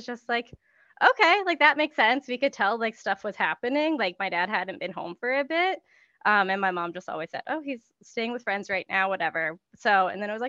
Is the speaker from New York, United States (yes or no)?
no; Minnesota, United States; also born or lived in Springfield, Massachusetts / Chicago area / Michigan; We lived in Michigan for a little while and then settled in Minnesota for most of my life